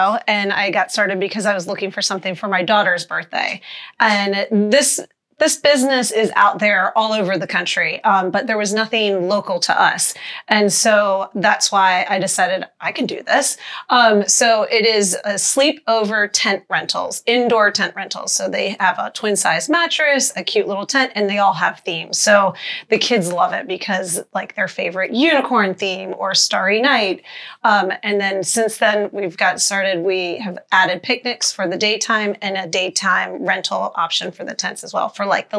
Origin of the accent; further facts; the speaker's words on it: Annapolis, Maryland, United States; Annapolis, Maryland.